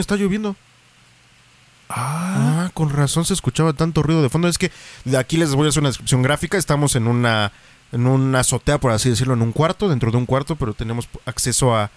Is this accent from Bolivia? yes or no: no; Mexico; también como mexicanos